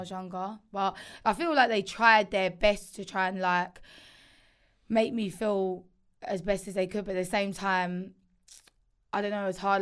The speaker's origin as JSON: {"language": "English", "area": "Essex", "region": "East of England", "country": "United Kingdom", "tie": "born or raised there", "moved": "yes", "said": "growing up in Essex"}